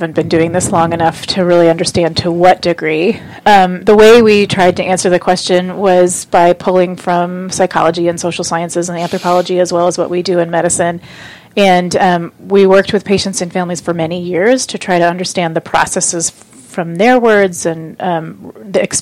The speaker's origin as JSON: {"language": "English", "town": "Oakland", "region": "California", "country": "United States", "tie": "born or raised there", "also_born_or_lived": "New York City", "moved": "as an adult", "lives_now": "Seattle, United States", "said": "I grew up in California, in Oakland"}